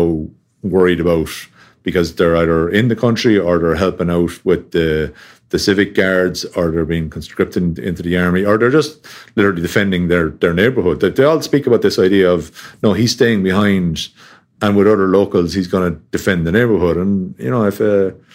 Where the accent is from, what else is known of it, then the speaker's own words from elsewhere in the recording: Tipperary, Ireland; I grew up down in Tipperary, which is about 2.5 hour drive from the border